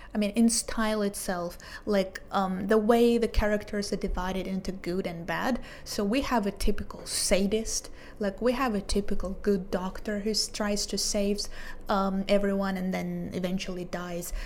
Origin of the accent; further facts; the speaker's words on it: Israel; I'm from Israel, 29 years old, so I'm a teacher and a translator